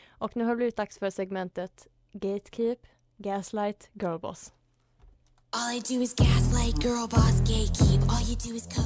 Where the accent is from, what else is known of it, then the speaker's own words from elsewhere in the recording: Småland, Sweden; nationaldag för oss smålänningar där vi hyllar vår dialekt men också kärleken till skogen och till landsbygden.